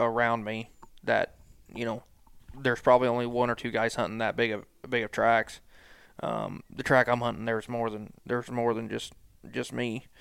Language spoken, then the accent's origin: English; Lexington, Missouri, United States; moved away as an adult; also born or lived in Liberty, Missouri; I'm from Lexington, Missouri, born and raised there